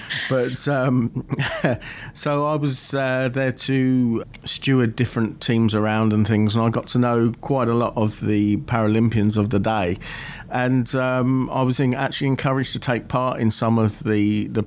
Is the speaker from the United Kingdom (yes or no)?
yes; Aylesbury, South East England, United Kingdom; I grew up in Aylesbury in Buckinghamshire, which is the home of Stoke Mandeville